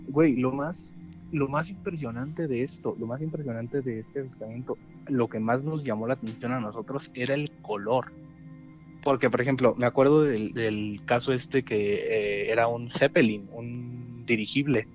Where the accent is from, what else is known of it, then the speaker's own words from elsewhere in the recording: Mexico City, Mexico; now in Toluca, Mexico; nací allá en, el Bello DF